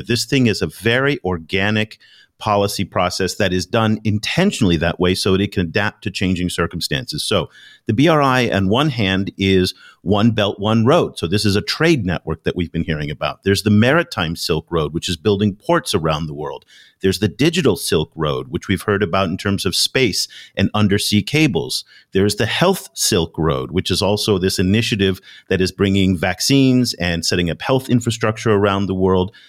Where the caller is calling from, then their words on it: Ho Chi Minh City, Vietnam; I'm calling you from Ho Chi Minh City, Vietnam, here in Southeast Asia.